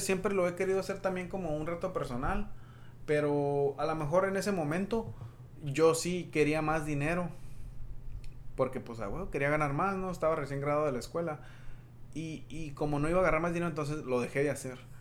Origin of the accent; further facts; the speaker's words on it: Yuma, Arizona, United States; moved away as an adult; also born or lived in Tucson, Arizona; siendo de Yuma, Arizona